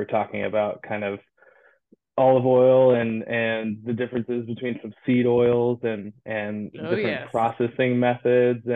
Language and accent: English; Santa Cruz, California, United States; moved away; I'm originally from Santa Cruz, California, and cannabis has always been a part of my, you know, the culture growing up